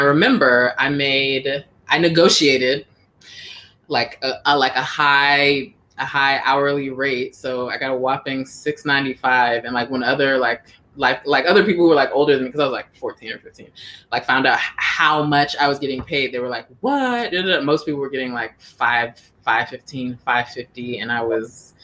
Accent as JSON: {"language": "English", "town": "Washington", "region": "District of Columbia", "country": "United States", "tie": "born or raised there", "also_born_or_lived": "Silver Spring, Maryland / Atlanta, Georgia / San Francisco, California", "moved": "as an adult", "lives_now": "California, United States", "said": "I grew up in Northeast until we moved to the suburbs. We moved to Silver Spring"}